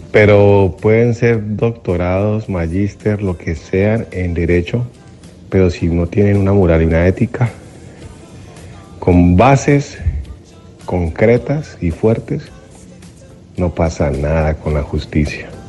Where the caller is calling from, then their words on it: Alabama, United States; Soy … de Alabama.